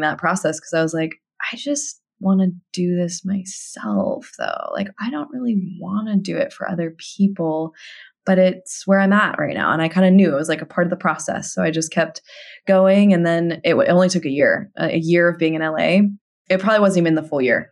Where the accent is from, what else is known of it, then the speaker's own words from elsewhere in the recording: Tucson, Arizona, United States; moved away as an adult; also born or lived in Los Angeles; my hometown in Tucson, Arizona